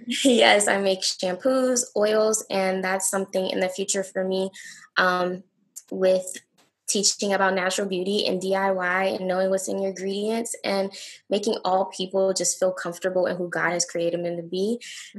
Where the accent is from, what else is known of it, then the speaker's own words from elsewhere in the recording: Newport News, Virginia, United States; I'm from Newport News, Virginia. I love Newport News. This is my city.